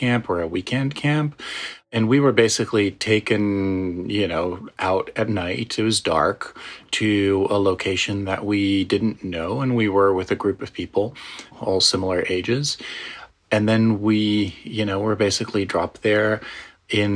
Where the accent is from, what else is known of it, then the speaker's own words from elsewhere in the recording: Netherlands; moved away as an adult; now in United States; I am originally from the Netherlands, but I've been in the U.S. for the last, well, almost 20 years